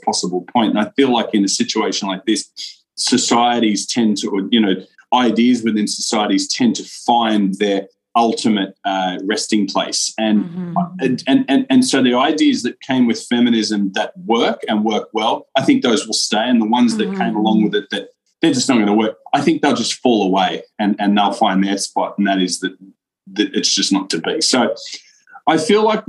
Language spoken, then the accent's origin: English; Australia; Me being Australian